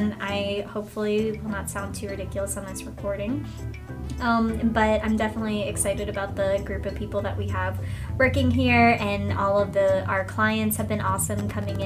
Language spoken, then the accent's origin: English; Virginia, United States; I am from Virginia